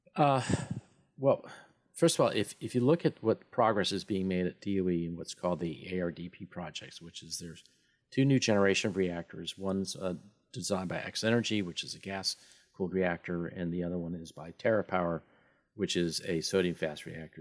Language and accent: English; Wyoming, United States; I'm from Wyoming